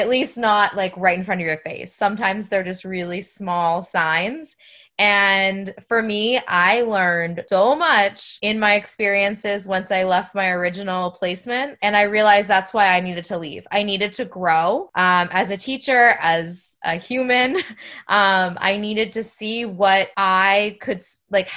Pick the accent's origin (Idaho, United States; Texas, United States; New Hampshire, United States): New Hampshire, United States; moved away as an adult; now in Florida, United States; I'm originally from New Hampshire, but I am a New Hampshire to Florida transplant. We've been in Florida for about 12 years